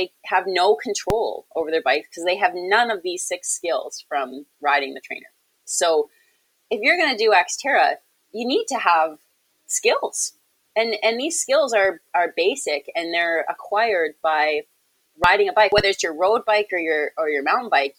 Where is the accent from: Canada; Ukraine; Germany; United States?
Canada; Victoria, British Columbia; It's my hometown race.